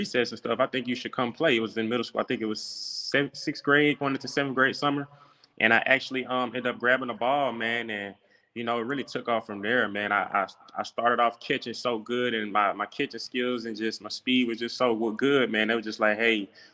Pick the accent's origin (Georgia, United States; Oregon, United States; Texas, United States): Georgia, United States; Atlanta; I played high school ball in Atlanta, Georgia. I'm from Atlanta, Georgia, at Westlake High School.